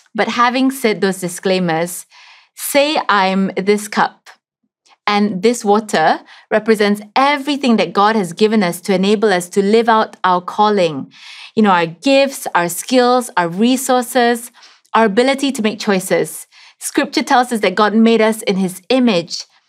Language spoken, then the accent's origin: English; Sarawak, Malaysia; I'm from Sarawak, from the Lunbang tribe that lives in the Barrio Baclalan Highlands